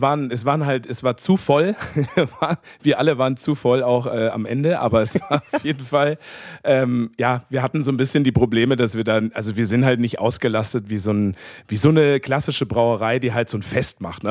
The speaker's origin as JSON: {"language": "German", "area": "south of Munich", "region": "Bavaria", "country": "Germany", "also_born_or_lived": "Upper Franconia", "said": "bin aus dem Süden von München aber auch, also so mit Bier aufgewachsen"}